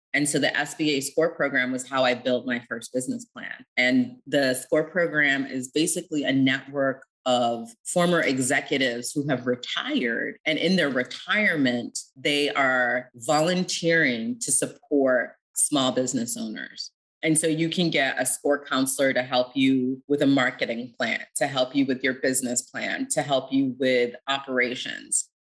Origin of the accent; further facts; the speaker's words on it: upstate New York, United States; I grew up in upstate New York